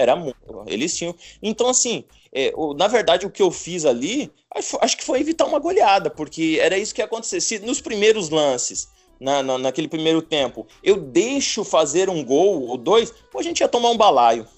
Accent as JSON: {"language": "Portuguese", "town": "Céu Azul", "region": "Paraná", "country": "Brazil", "tie": "born or raised there", "also_born_or_lived": "São Paulo", "moved": "yes", "said": "eu sou do Paraná, famílias uhum. é, tradicionais gaúchas."}